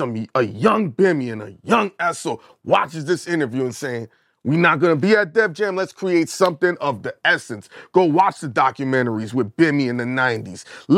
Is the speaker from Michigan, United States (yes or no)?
no; Brooklyn, New York, United States; And I'm from Brooklyn, bro. I'm a New Yorker.